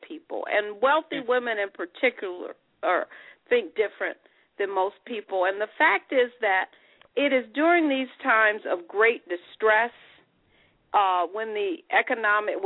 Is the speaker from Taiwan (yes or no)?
no; Detroit, Michigan, United States; I am from Detroit, Michigan